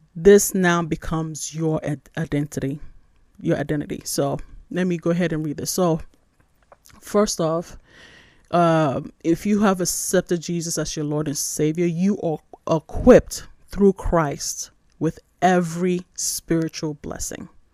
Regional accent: Nigeria; moved away; also born or lived in New York, United States; I was born in New York, but I was raised in Nigeria

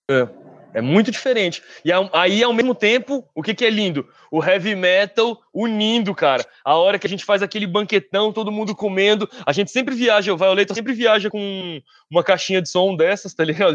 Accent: Brasília, Federal District, Brazil; Sou brasiliense

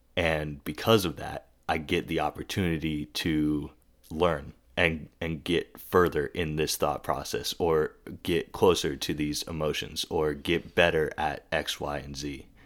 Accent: the South, United States; growing up in the South and surrounded by Christianity and anti-Semitism

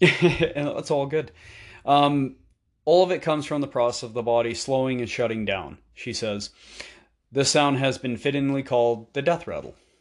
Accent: Canada; being Canadian

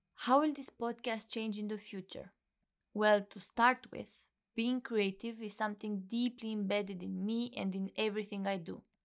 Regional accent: Romania; moved away; Originally, I'm from Romania

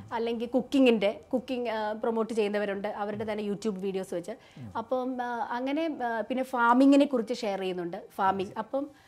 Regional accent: Shoranur, Kerala, India; now in Kochi, India; ഞാൻ ഷൊർണൂർ ജനിച്ച് വളർന്നതുകൊണ്ട്

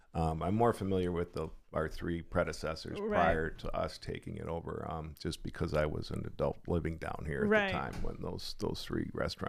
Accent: Buffalo, New York, United States; now in Sanibel, United States; I'm from Buffalo, New York.

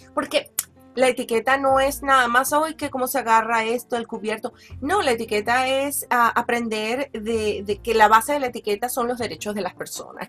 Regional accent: Valencia, Carabobo, Venezuela; also born or lived in Caracas, Venezuela; yo nací en, en Caracas también

